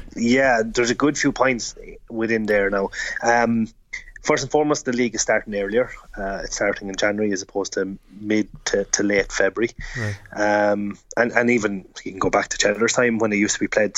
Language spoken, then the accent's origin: English; Offaly, Leinster, Ireland; I'm probably from Offaly